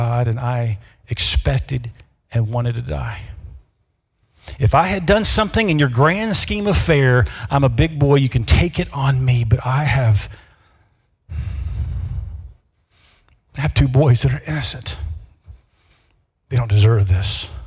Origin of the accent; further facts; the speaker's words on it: Memphis, Tennessee, United States; moved away as an adult; also born or lived in Mississippi / Davenport, Iowa / Dubuque, Iowa; now in Iowa, United States; I'm from the South. Born in Mississippi, raised in Memphis, Tennessee